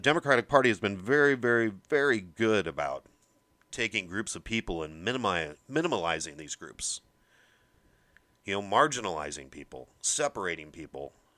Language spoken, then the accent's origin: English; Midwest, United States; I'm from the Midwest